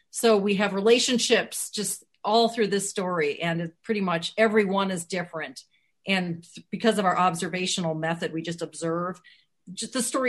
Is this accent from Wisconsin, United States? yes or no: yes; Wisconsin, United States; because it's set in my home state, Wisconsin. I feel like these are my people.